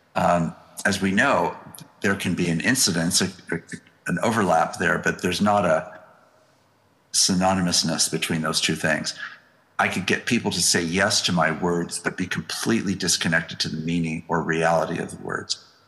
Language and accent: English; United States; as an American